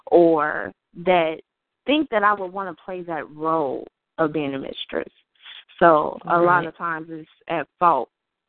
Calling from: Naperville, Illinois, United States; I am calling from Naperville, Illinois.

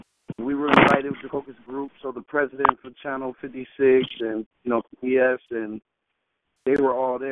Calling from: Detroit, Michigan, United States; Detroit, Michigan.

